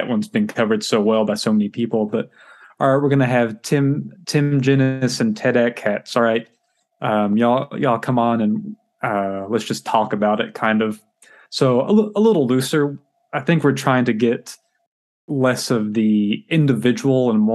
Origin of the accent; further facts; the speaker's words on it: Paris, Texas, United States; Paris, Texas.